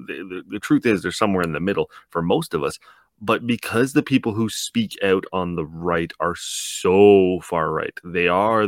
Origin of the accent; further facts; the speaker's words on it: Canada; as a Canadian